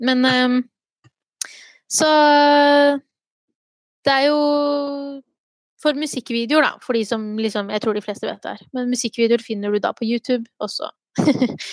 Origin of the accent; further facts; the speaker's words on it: Gjøvik, Innlandet, Norway; vet at veldig {S0} mange tror at jeg er fra Oslo.